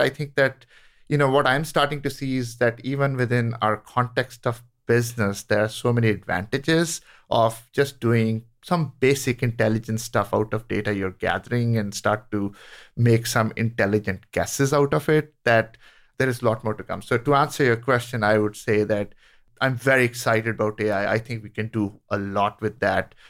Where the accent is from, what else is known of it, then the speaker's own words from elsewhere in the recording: India; moved away; I grew up in India